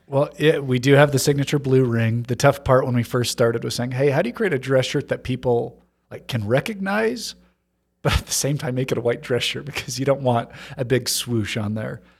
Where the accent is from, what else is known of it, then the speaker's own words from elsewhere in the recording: Hong Kong; Growing up in Hong Kong, it was easy 'cause just north of the border, you know, I knew people who had factory connections